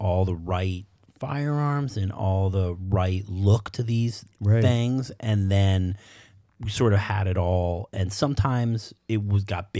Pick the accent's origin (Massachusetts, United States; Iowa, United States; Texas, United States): Massachusetts, United States; Boston; I'm from Boston. Right. You know, I'm not a cowboy.